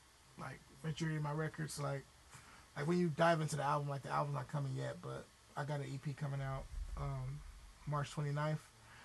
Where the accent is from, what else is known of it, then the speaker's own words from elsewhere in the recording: Los Angeles, California, United States; being from L.A.